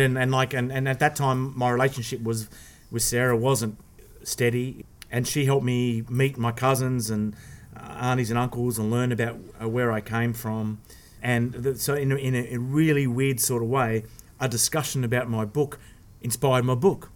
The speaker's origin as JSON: {"language": "English", "town": "Sydney", "region": "New South Wales", "country": "Australia", "tie": "born or raised there", "said": "I was adopted, and and I was I was born in Sydney"}